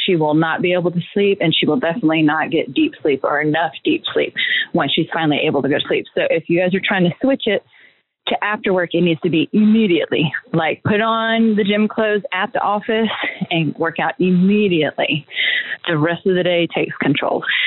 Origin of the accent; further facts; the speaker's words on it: Atlanta, Georgia, United States; we're from Atlanta